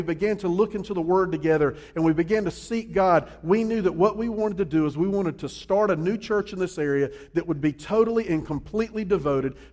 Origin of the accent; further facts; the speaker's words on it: Columbia, South Carolina, United States; also born or lived in Charleston, South Carolina / New Orleans, Louisiana; I'm originally from Columbia